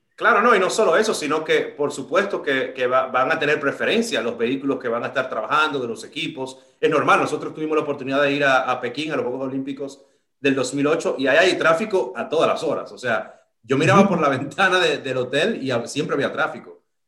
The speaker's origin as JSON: {"language": "Spanish", "country": "Dominican Republic", "said": "yo soy de República Dominicana"}